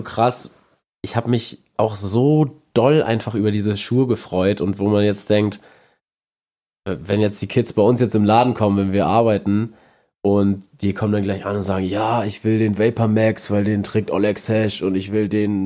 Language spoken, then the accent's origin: German; Neumünster, Schleswig-Holstein, Germany; bei uns in Neumünster